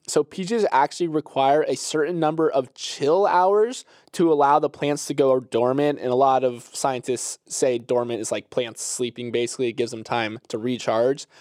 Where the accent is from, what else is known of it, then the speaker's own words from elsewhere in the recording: Florida, United States; growing up in Florida